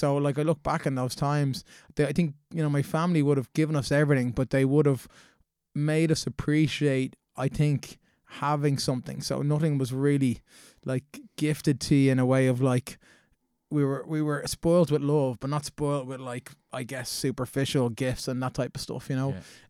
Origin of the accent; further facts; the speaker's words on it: Dundrum, Leinster, Ireland; Yeah, so I came from a really loving household. We grew up in Dundrum there.